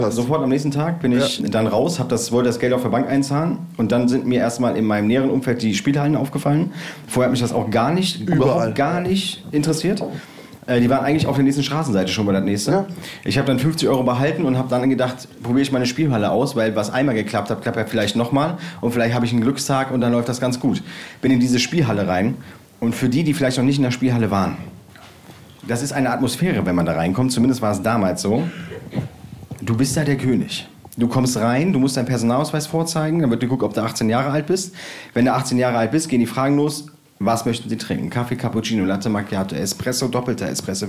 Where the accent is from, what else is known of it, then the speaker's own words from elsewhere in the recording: Bergisch Gladbach, North Rhine-Westphalia, Germany; Ich bin äh, damals groß geworden in äh, Bergisch Gladbach in Schildgen.